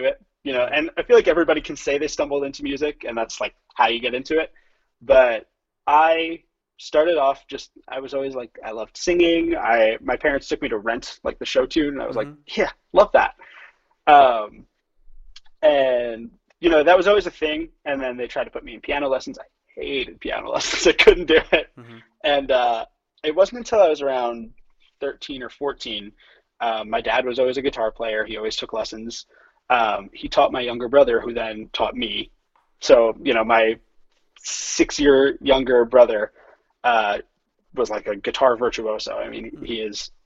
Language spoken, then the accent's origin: English; Long Island, New York, United States; also born or lived in Boston; I was born and raised on Long Island